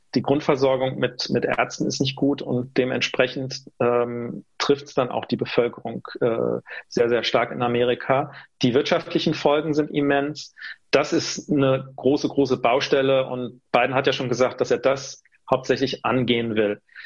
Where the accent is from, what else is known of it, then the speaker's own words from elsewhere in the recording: Rhineland-Palatinate, Germany; Ich bin stolzer Pfälzer